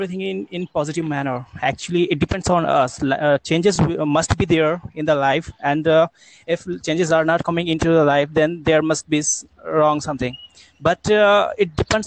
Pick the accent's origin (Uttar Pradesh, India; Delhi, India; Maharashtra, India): Uttar Pradesh, India; I'm from UP district, UP state, Uttar Pradesh